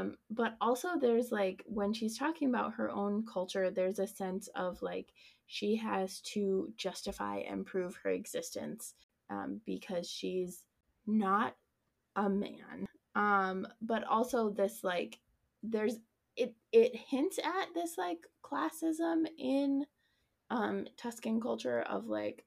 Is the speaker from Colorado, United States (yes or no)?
yes; Colorado, United States; I grew up in Colorado